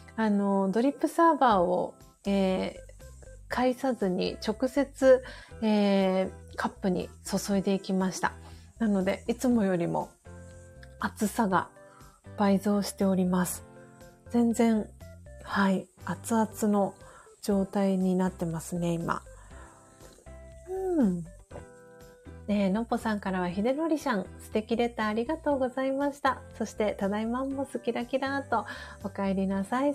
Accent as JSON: {"language": "Japanese", "region": "Tokyo", "country": "Japan", "tie": "born or raised there", "said": "東京都荒川区西尾具っていうところが私の実家なんですけど"}